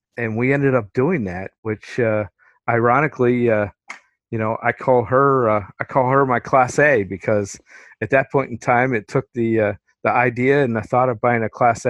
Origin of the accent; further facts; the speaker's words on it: Pennsylvania, United States; I was in central Pennsylvania, right outside of Harrisburg.